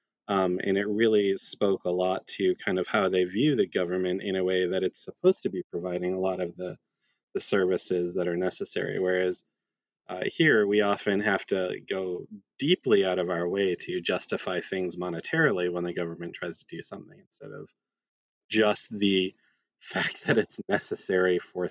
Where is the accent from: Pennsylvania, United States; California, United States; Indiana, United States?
Indiana, United States; Lakeville; moved away as an adult; also born or lived in Tokyo, Japan / South Bend, Indiana; I'm from the area. I grew up in Lakeville, a rural community about 10 minutes south of South Bend